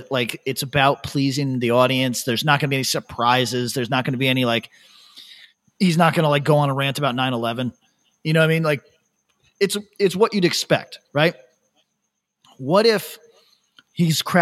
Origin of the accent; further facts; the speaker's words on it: upstate New York, United States; moved away as an adult; now in Australia; upstate New York